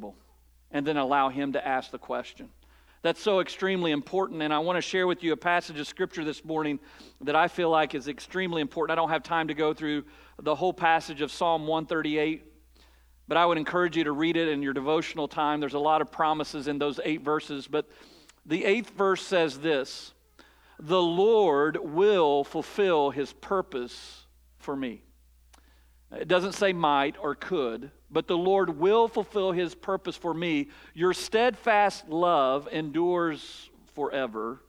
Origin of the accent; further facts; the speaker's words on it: Eastern Kentucky, United States; also born or lived in Mount Vernon, Ohio; I was born and raised in Eastern Kentucky, I have roots in Ohio